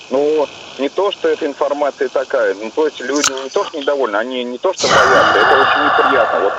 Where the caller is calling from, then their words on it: Nizhny Novgorod, Nizhny Novgorod Oblast, Russia; Ну, я доктор из Нижнего Новгорода.